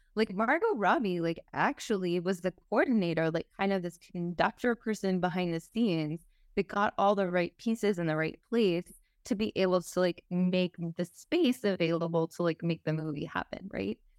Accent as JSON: {"language": "English", "region": "Texas", "country": "United States", "said": "I'm from Texas, so maybe this is, like, Texan for you also, so maybe I'm also speaking from, like, cultural upbringing"}